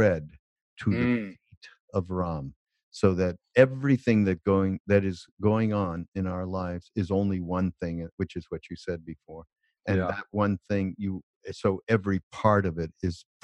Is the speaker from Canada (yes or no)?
yes; Canada; I'm from Canada. We don't say turd